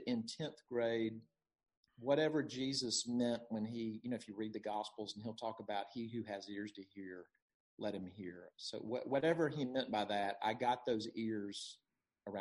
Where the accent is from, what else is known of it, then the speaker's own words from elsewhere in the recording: Jackson, Mississippi, United States; moved away as an adult; also born or lived in St. Louis, Missouri; now in Greenville, United States; I'm from Jackson, Mississippi, and a family of four, have one older brother, and grew up my whole, you know, life before college in Jackson